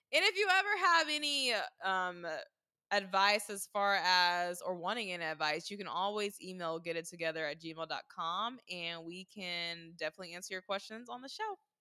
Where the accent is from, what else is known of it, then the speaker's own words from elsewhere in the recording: the South, United States; growing up in the South